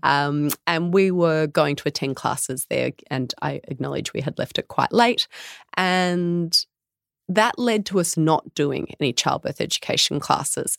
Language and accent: English; Tamworth, New South Wales, Australia; I'm born and bred Tamworth